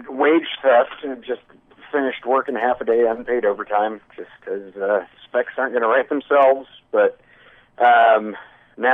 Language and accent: English; Texas, United States; As a Texan and firearm owner